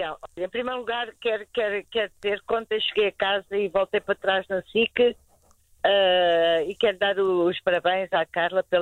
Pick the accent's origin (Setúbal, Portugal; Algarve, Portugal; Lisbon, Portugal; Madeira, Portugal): Lisbon, Portugal; E eu sou de Lisboa.